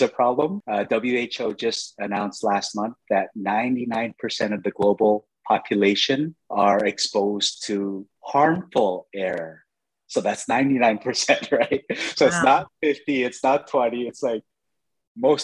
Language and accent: English; Vancouver, British Columbia, Canada; moved away as an adult; also born or lived in New York; I grew up in Vancouver, Canada